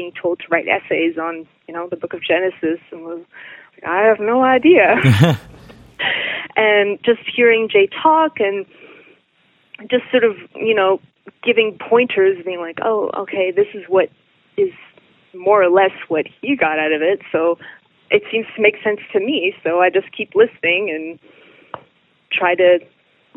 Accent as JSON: {"language": "English", "region": "Quebec", "country": "Canada", "tie": "born or raised there", "said": "growing up in Quebec, having a satellite television"}